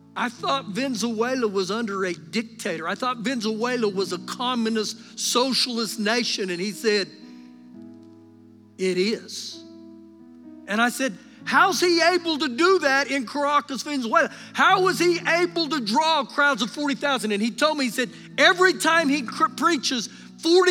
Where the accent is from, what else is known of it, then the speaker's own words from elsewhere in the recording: United States; us as American Christians